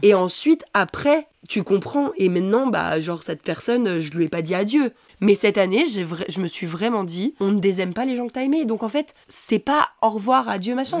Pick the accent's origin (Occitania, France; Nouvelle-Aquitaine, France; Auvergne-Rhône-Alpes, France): Auvergne-Rhône-Alpes, France; Savoie; now in Paris, France; je viens pas de Paris donc mes parents ils habitent euh, en Savoie